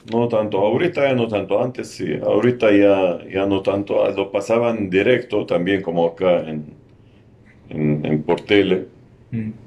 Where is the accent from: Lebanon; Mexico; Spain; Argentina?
Lebanon; Ehden, North Governorate; Spanish is a second language; moved away as an adult; now in Lima, Peru; yo soy del norte del Líbano